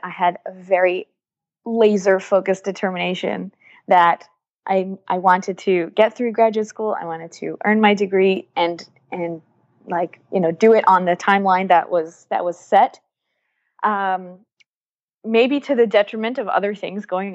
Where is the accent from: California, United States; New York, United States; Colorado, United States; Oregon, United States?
New York, United States; New York City; moved away as an adult; now in Haifa, Israel; I grew up in New York, in Brooklyn. My parents are from Israel